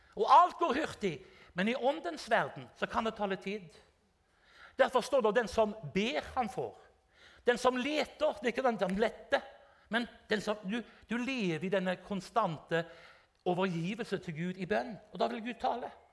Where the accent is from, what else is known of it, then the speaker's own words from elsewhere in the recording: Haugesund, Rogaland, Norway; also born or lived in Drammen; jeg er fra Haugesund